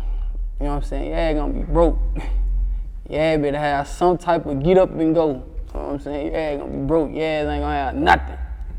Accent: Sacramento, California, United States; The North made me, 7th Street made me. I'm a 7th Street baby, hear me? I'm from Scudderfield

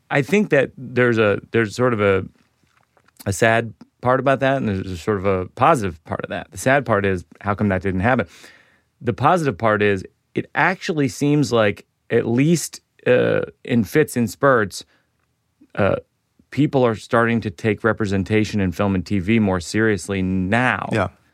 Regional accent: Shrewsbury, Massachusetts, United States; I grew up in Shrewsbury, Massachusetts

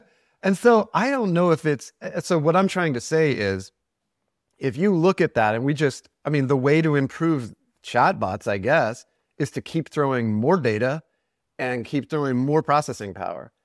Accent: Cherokee Nation, Oklahoma, United States; I'm from Oklahoma. I'm, I'm, grew up in the Cherokee Nation

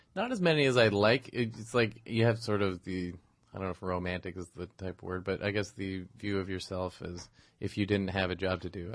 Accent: Toronto, Ontario, Canada; moved away as an adult; also born or lived in Montreal; I grew up in Toronto.

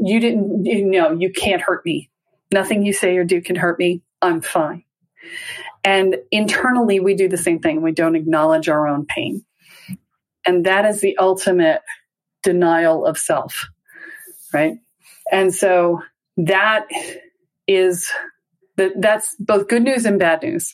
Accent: the South, United States; I'm from the South.

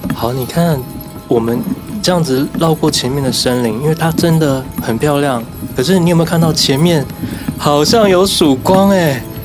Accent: Taiwan; 我们就说我们来自台湾嘛

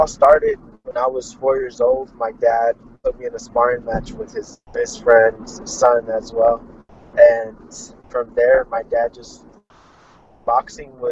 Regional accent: Fresno, California, United States; I'm from Fresno, California, United States of America

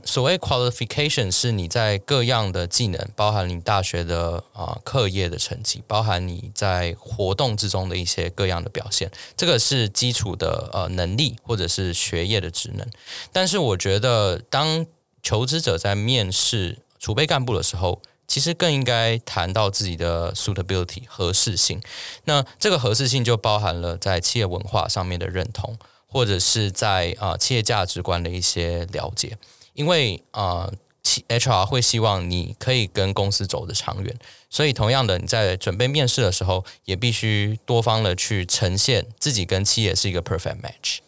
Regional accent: Taiwan; 我个人作为一个台湾人

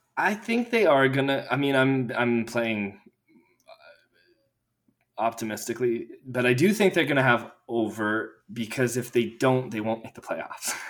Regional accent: Edmonton, Alberta, Canada; in my hometown

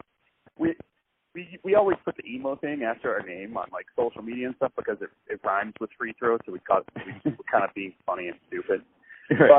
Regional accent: Nashville, Tennessee, United States; Me and our bass player, we're brothers. We were born and raised in Nashville

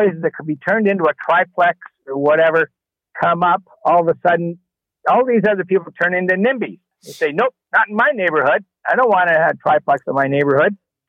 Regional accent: Toronto, Ontario, Canada; I grew up in Toronto, I spent most of my life there.

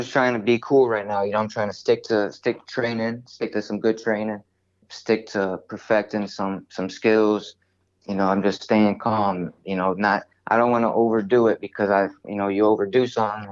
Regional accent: Ohio, United States; my hometown

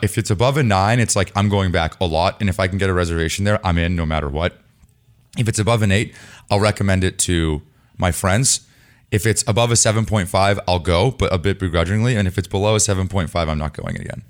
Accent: Los Altos, California, United States; I lived in Los Altos. You lived in Los Altos. Yes. I grew up there

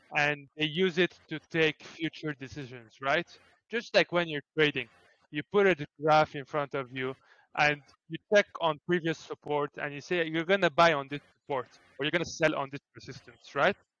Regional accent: Beirut, Lebanon; also born or lived in Greece; I'm from Beirut slash Greece

